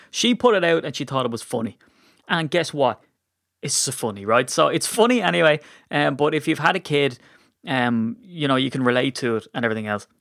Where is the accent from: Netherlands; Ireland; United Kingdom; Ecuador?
Ireland; as an Irishman